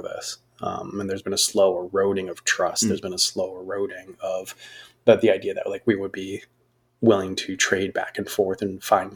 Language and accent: English; United States; being an American